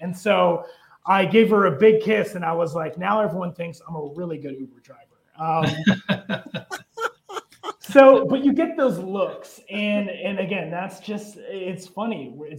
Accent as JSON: {"language": "English", "town": "Marshalltown", "region": "Iowa", "country": "United States", "tie": "born or raised there", "also_born_or_lived": "Erie, United States", "said": "And I grew up in Marshalltown, Iowa, in Erie, Pennsylvania. I was the only Asian kid in all my classes."}